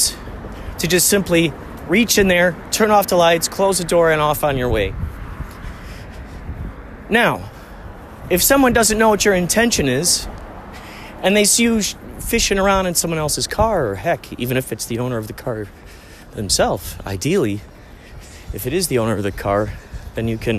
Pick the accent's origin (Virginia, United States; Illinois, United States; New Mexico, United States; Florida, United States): Illinois, United States; Chicago; where I grew up in Chicago, people rarely lock their car doors